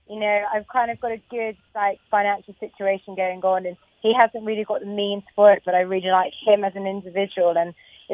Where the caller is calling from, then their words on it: London, United Kingdom; I'm calling from London in England